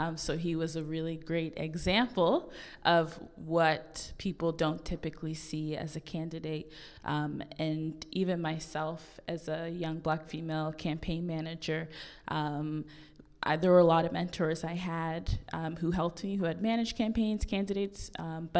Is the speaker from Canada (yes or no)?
yes; Halifax, Nova Scotia, Canada; we're both from the North End